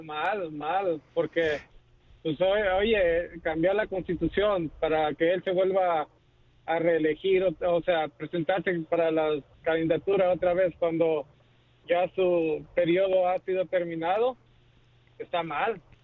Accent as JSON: {"language": "Spanish", "country": "El Salvador", "moved": "yes", "said": "soy del Salvador"}